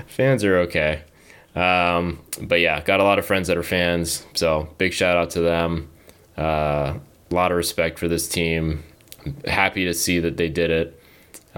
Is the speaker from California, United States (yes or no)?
yes; Southern California, United States; I grew up in Southern California, an Angels fan